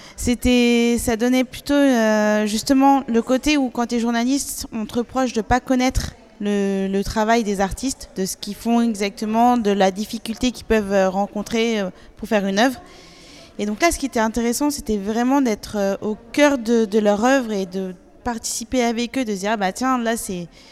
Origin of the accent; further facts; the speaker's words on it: Paris, Île-de-France, France; chez nous, à Paris